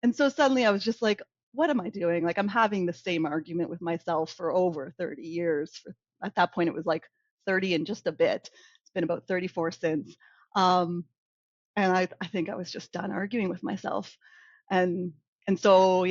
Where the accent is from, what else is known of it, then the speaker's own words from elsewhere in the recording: Ontario, Canada; moved away as an adult; also born or lived in Calgary, Alberta; I'm originally from Ontario